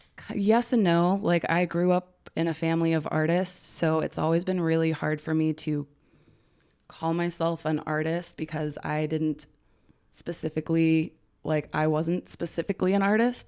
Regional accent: Aurora, Colorado, United States; moved away as an adult; also born or lived in Texas; I grew up in Aurora, Colorado, born in Texas, but, like, yeah, was in Colorado from seven to, like, twenty-five

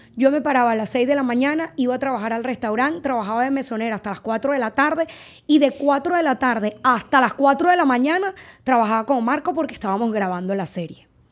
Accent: Margarita Island, Nueva Esparta, Venezuela; moved away as an adult; la casa de mis papás mi casa de Margarita de toda la vida, nosotros vivíamos ahí.

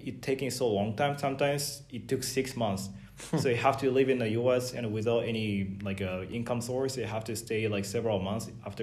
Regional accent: Japan; also born or lived in California, United States; now in Tallinn, Estonia; I'm from Japan

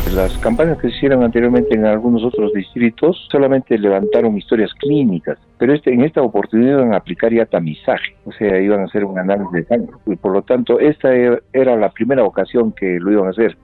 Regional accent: La Pampa, Puno, Peru; nosotros somos de La Pampa

